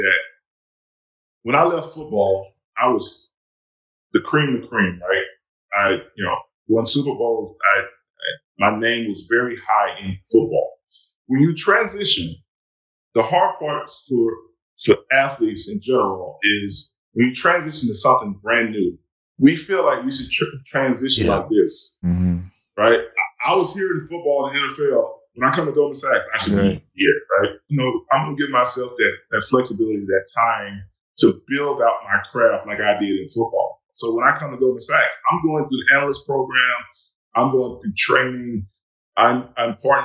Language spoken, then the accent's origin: English; Alabama, United States; Growing up in Alabama